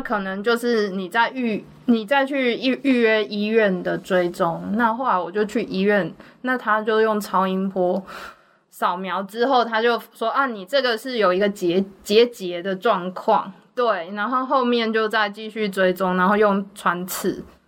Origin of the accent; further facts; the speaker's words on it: Changhua County, Taiwan; also born or lived in Singapore; now in Taipei, Taiwan; 我老家就是在彰化嘛，嗯。所以那个求学就业之后就都在台北